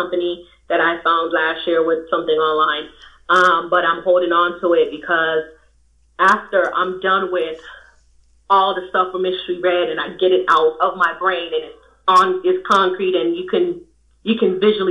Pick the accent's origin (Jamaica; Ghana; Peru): Jamaica; moved away; I'm from Jamaica.